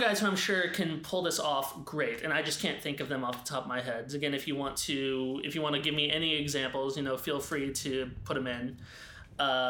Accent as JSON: {"language": "English", "region": "the South", "country": "United States", "said": "we're from the South"}